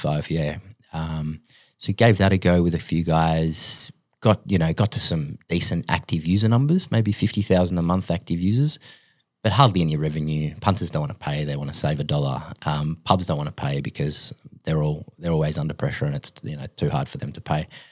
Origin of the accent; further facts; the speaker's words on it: Sydney, New South Wales, Australia; also born or lived in Finland / United States; I was born in Finland. My family moved here when I was five. Um, yeah, b, grew up in Sydney